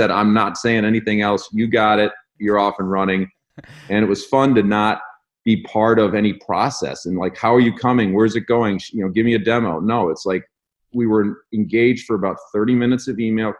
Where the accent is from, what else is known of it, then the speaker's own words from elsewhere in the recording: Michigan, United States; we're from Michigan